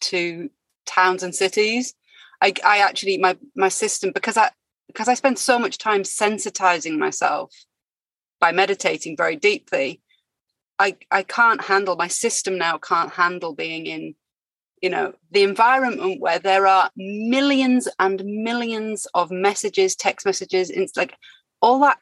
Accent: United Kingdom; moved away as an adult; now in France; my home country

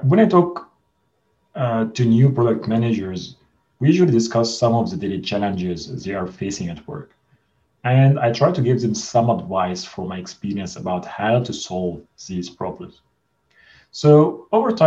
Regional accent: Egypt; moved away as an adult; now in Amsterdam, Netherlands; I'm originally from Egypt, so I moved to Amsterdam to join Booking.com

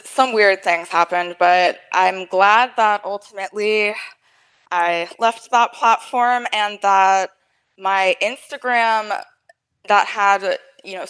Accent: Fort Lauderdale, Florida, United States; now in Pittsburgh, United States; I'm from Miami. Actually Fort Lauderdale. I was born and raised in South Florida area generally

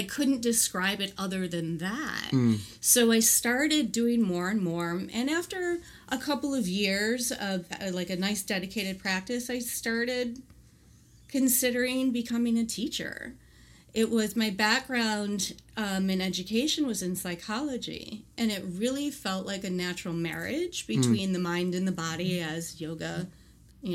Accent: Colombia; English is a second language; also born or lived in Colorado / Galveston Island; now in Galveston, United States; Colombia, where I was born

